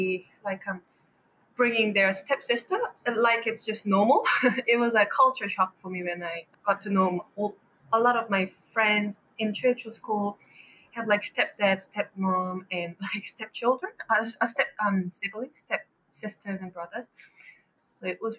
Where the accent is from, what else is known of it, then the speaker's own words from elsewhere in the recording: South Korea; now in New Zealand; I come from South Korea, I suppose. I moved to New Zealand with my mom and younger brother in 2003.